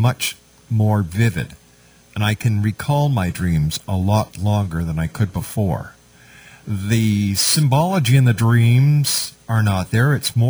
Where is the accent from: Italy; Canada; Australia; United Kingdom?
Canada; Montreal, Quebec; now in Hamilton, Canada; I'm originally from Montreal, and my favorite station was CJAD.